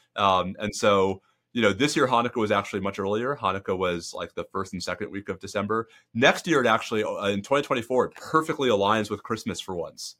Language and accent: English; New York, United States; moved away as an adult; also born or lived in Northeast corridor; now in Texas, United States; I grew up in New York